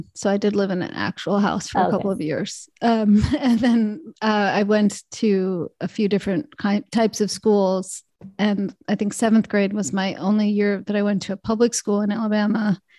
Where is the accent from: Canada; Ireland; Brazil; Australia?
Canada; born there; I was born in Canada, so that's off the table.